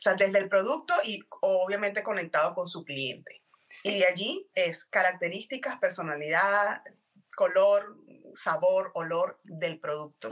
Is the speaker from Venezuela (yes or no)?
yes; Venezuela; moved away as an adult; now in Texas, United States; yo soy venezolana, eh, tengo alrededor de siete años viviendo en Texas, en Estados Unidos